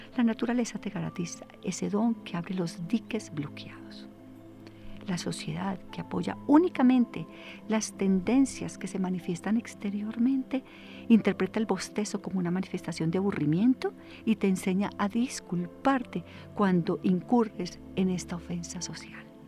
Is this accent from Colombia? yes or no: yes; Colombia; nosotros como colombianos